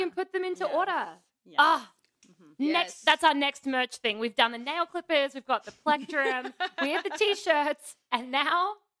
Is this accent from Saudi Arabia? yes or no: no; Australia; I'm Australian